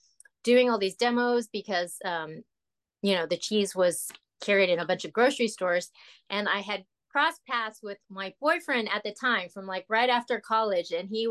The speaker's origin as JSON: {"language": "English", "region": "Texas", "country": "United States", "tie": "born or raised there", "also_born_or_lived": "Los Angeles / Oklahoma", "said": "So, but I was born in Los Angeles, and I lived in Oklahoma. I mostly went to school. We moved to Texas once I got to like junior high school. So I went to junior high school, high school, and college in Texas."}